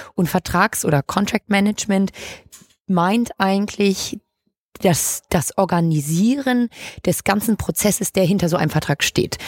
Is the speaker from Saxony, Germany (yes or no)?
no; Hamburg, Germany; Ich bin 25, gebürtige Hamburgerin